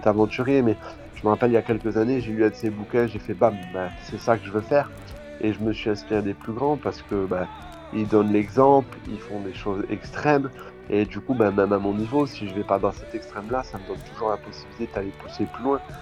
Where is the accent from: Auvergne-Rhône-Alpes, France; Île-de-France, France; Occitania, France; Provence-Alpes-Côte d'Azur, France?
Occitania, France; Tarbes; moved away as an adult; also born or lived in Charente-Maritime / Pyrénées-Atlantiques / Toulouse / Switzerland; now in Norway; d'origine, je suis dans en Charente-Maritime. Après, j'ai grandi à Tarbes les Hautes-Pyrénées